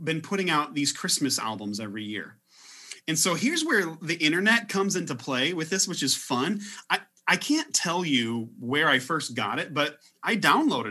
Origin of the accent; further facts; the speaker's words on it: Illinois, United States; I'm from Illinois